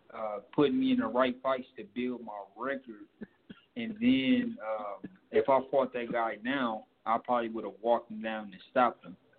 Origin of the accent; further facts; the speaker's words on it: Milwaukee, Wisconsin, United States; also born or lived in Las Vegas; I'm from Milwaukee, Wisconsin